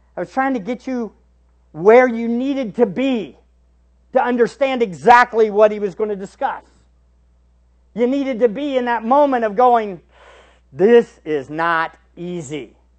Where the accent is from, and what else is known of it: United States